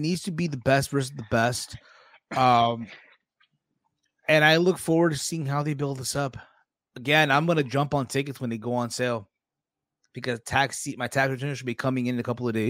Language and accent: English; New Jersey, United States; As someone from Jersey